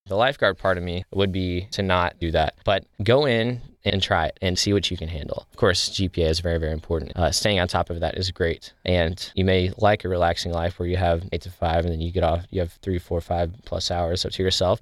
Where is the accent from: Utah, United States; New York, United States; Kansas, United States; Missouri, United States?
Missouri, United States; Cape Girardeau; I'm from Cape Girardeau.